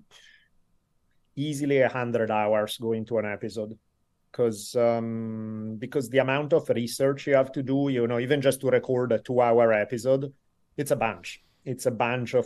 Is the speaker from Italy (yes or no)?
yes; Italy; moved away as an adult; now in California, United States; So I moved from Italy when I was 18, started studying for university. I lived here ever since in California